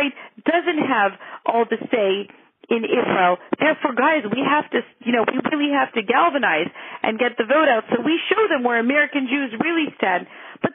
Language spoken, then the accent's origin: English; Montreal, Quebec, Canada; growing up in my hometown in Montreal